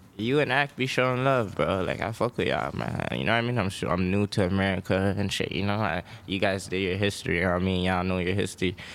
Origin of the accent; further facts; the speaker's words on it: Toronto, Ontario, Canada; moved away as an adult; now in Los Angeles, United States; I come from Toronto, Canada